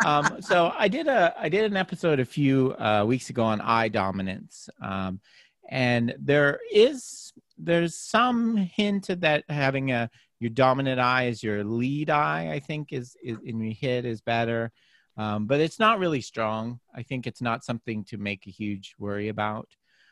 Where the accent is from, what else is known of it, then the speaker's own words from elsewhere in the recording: Canada; I grew up playing hockey in Canada